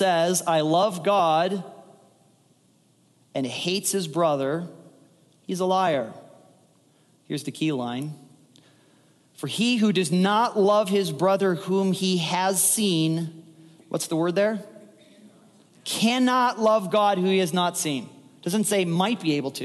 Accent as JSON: {"language": "English", "country": "United States", "said": "we as Americans"}